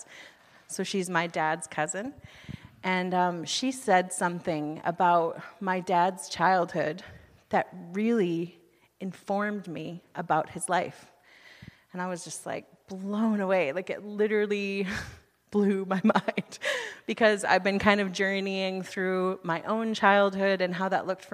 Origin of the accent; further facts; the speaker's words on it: United States; moved away as an adult; now in Canada; I'm from the United States